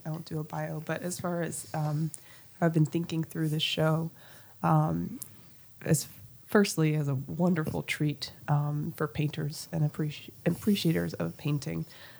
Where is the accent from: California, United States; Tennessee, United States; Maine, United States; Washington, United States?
Tennessee, United States; also born or lived in New Orleans; No, I grew up in Tennessee, outside of Nashville. At the time, it was really rural, and there was not much awareness of what art was, or, you know, any kind of art world, where I grew up. But I was born in New Orleans